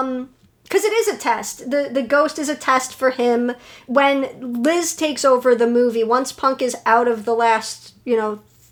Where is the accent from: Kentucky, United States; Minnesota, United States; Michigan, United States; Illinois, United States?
Illinois, United States; Chicago; I, as a Chicagoan, as a predominantly Polish descent